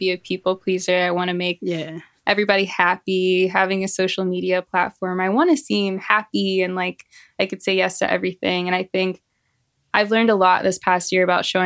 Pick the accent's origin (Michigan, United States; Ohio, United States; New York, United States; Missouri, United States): Missouri, United States; St. Louis; now in Santa Barbara, United States; I'm based in Santa Barbara, California, but I'm from St. Louis, Missouri originally